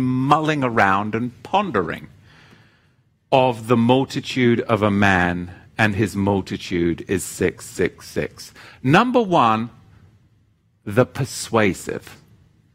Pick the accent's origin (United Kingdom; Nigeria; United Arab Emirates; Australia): United Kingdom; now in United States; one from my home country